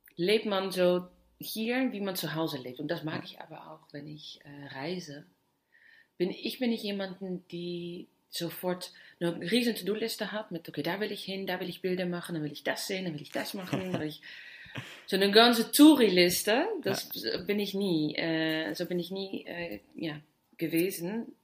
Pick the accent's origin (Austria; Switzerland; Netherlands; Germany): Netherlands; German is a second language; moved away; Ich komme ja aus Holland